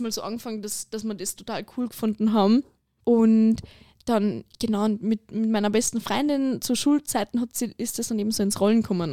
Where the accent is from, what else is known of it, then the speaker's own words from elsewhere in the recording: Lower Austria, Austria; moved away as an adult; now in Carinthia, Austria; Ich komme ursprünglich aus Niederösterreich